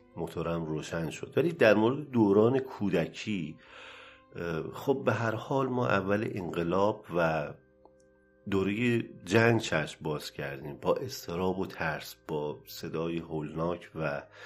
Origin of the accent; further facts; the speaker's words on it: Tehran, Tehran Province, Iran; در بیمارستان مدانی تهران به دنیا آمدم و از همون موقع تا الان هم در همین جا مشغول و زندگی هم